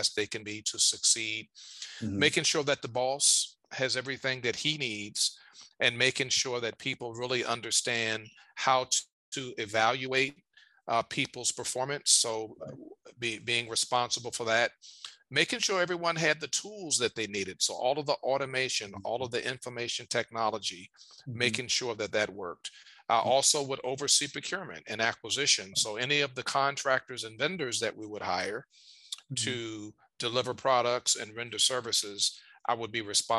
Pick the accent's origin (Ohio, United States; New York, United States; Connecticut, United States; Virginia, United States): Virginia, United States; Richmond; in my hometown of Richmond, Virginia